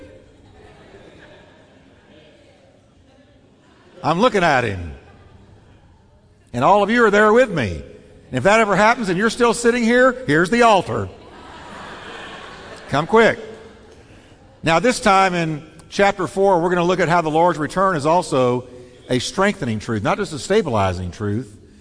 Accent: New York, United States; moved away; I'm from New York

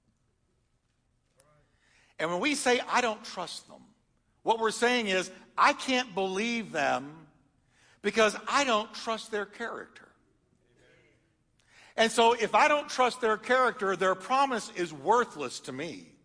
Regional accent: Texas, United States; also born or lived in upstate New York; I was born in New York. Don't hold it against me. I was raised in Texas. I'm good. I say y'all instead of use guys.

